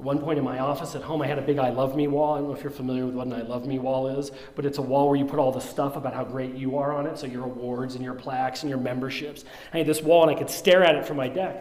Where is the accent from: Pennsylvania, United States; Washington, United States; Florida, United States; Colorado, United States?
Colorado, United States; I grew up here in Colorado